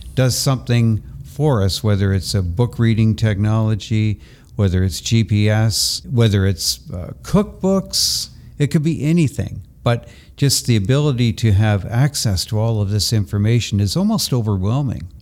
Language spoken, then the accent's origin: English; Toronto, Ontario, Canada; also born or lived in Brantford, Ontario; Toronto is my hometown.